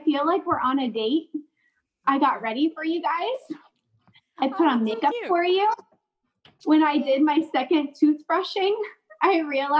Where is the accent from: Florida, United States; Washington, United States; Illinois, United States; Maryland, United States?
Florida, United States; Lakeland; also born or lived in Palm Harbor, Florida; So I grew up, I'm from Lakeland originally, and then grew up half in Lakeland and then moved to Palm Harbor with my dad in middle school.